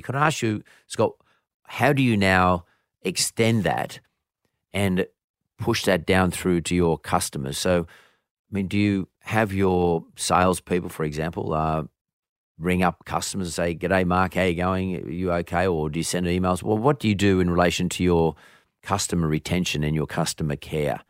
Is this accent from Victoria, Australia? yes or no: no; Bankstown, New South Wales, Australia; growing up in Banks Town